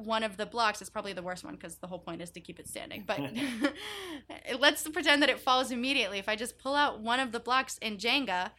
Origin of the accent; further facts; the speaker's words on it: United States; also born or lived in Israel / New York City; grew up in the US